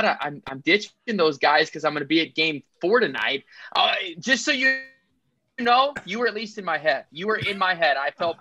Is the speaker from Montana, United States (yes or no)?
yes; Billings, Montana, United States; I grew up in Billings, went to Billings Central, grew up a Grizz fan through and through.